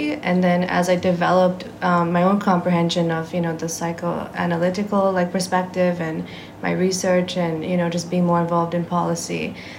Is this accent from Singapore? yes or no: yes; Singapore; And I am Singaporean, okay. Just to be clear.